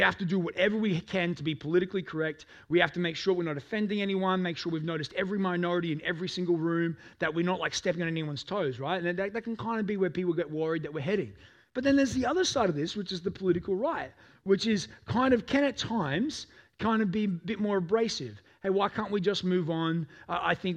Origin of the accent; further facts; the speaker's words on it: Toowoomba, Queensland, Australia; I grew up in Toowoomba, amongst a very white community.